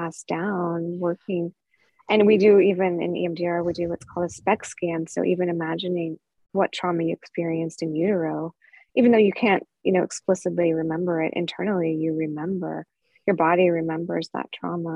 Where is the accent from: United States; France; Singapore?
United States; California; I'm from California where we have redwood trees